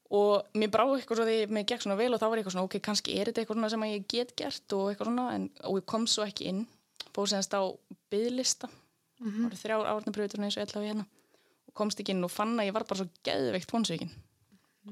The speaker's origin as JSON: {"language": "Icelandic", "town": "Laugar", "region": "Northeastern Region", "country": "Iceland", "tie": "born or raised there", "also_born_or_lived": "Reykjavík", "moved": "as an adult", "said": "ég er frá laugum í Reykjadal mm -hmm. En ég ólst upp í Reykjavík handli á tíu ára"}